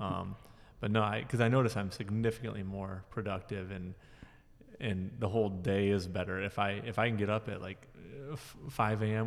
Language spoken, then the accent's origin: English; Jackson, Michigan, United States; also born or lived in Mount Pleasant, Michigan; I grew up here in Jackson.